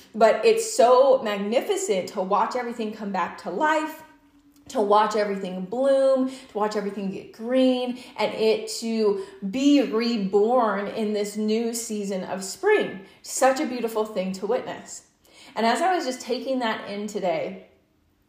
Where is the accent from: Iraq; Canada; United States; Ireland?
United States; Utah; I'm from Utah